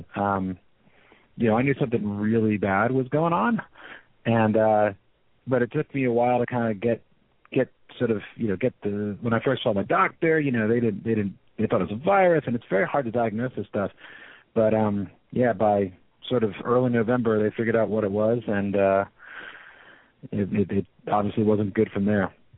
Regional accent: San Francisco, California, United States; I'm from San Francisco

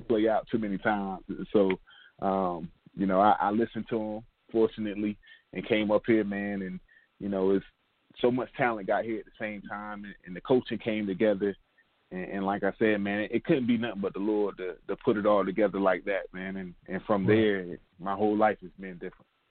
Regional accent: Durham, North Carolina, United States; moved away as an adult; also born or lived in Boone, North Carolina / Columbia, South Carolina / Columbus, Ohio; Originally, Durham, North Carolina, or we like to call it the Bull City

